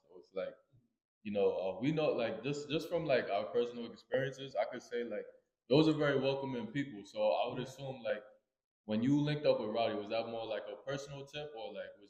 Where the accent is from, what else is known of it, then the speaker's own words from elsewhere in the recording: New York, United States; also born or lived in Queens, New York; I'm from Brooklyn, too.